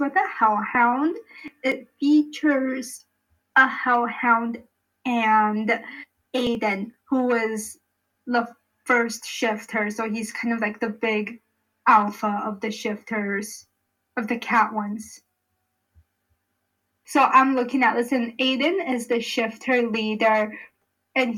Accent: United States; I'm, like, this uncultured American

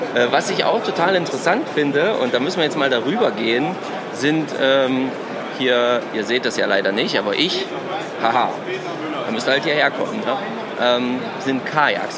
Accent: Thuringia, Germany; so wie ich, aus dem schönen Thüringen

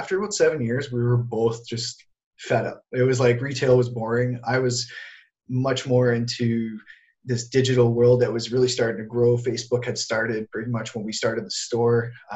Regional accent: Sudbury, Ontario, Canada; moved away as an adult; also born or lived in Toronto; I took off from my hometown of Sudbury and I moved to Toronto.

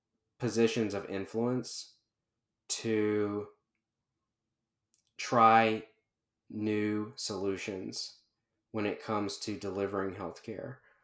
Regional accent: Charlotte, North Carolina, United States; Yeah, so I'm mostly from the Carolinas, Charlotte in particular. My family, my wife's family is all in the Carolinas.

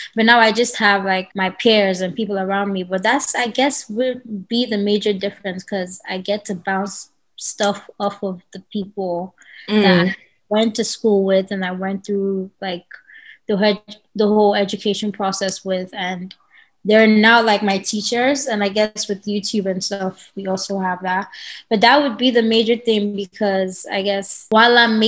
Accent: Nigeria; accent: Nigerian; now in Los Angeles, United States; I'm Nigerian. I guess if you're Nigerian, you can hear it to my voice. I'm Nigerian. I currently live in LA.

